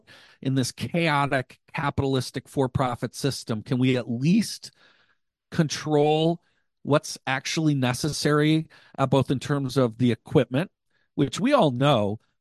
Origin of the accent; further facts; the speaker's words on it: Wauwatosa, Wisconsin, United States; We grew up in Wauwatosa